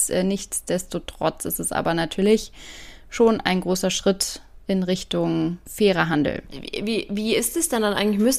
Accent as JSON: {"language": "German", "country": "Germany"}